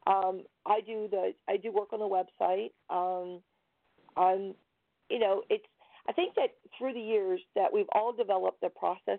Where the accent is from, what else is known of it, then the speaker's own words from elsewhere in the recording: Shenandoah Valley, Virginia, United States; accent: Virginia; moved away as an adult; also born or lived in Connecticut; now in Minnesota, United States; I am originally from Virginia, and that's the accent that you will hear. I grew up in the Shenandoah Valley